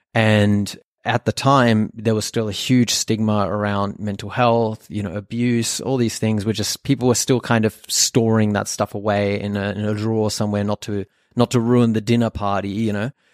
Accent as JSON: {"language": "English", "town": "Sydney", "region": "New South Wales", "country": "Australia", "tie": "born or raised there", "first_language": "German", "second_language": "English", "said": "I was born in Australia, in Sydney, but, uh, my family is actually from Germany."}